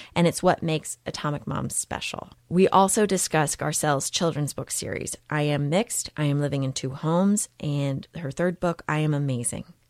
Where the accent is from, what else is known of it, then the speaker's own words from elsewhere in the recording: Texas, United States; moved away as an adult; also born or lived in Massachusetts; I grew up in Texas